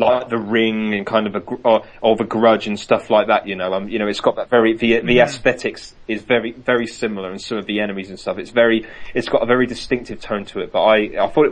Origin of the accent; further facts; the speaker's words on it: Reading, South East England, United Kingdom; I'm from Reading.